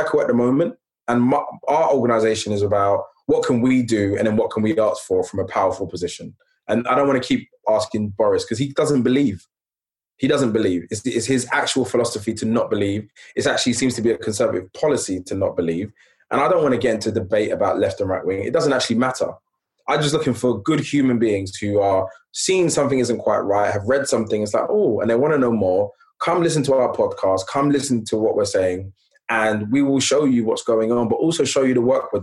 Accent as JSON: {"language": "English", "region": "London", "country": "United Kingdom", "tie": "born or raised there", "said": "I grew up in Hackney in the 80s, late 80s"}